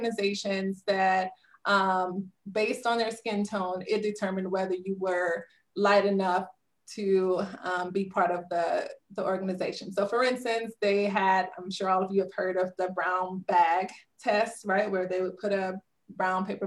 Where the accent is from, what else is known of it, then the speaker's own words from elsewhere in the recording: Southern Louisiana, United States; So I grew up in Southern Louisiana